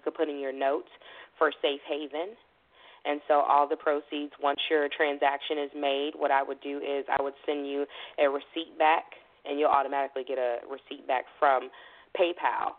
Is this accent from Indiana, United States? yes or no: no; Chicago, Illinois, United States; I'm a Chicagoan all day long with, you know, the southern feel.